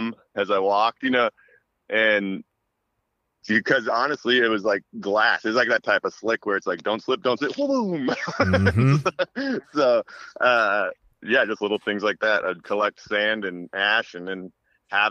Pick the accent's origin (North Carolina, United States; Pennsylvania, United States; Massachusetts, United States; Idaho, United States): Idaho, United States; North; moved away; also born or lived in Virginia / Russia; we grew up in North Idaho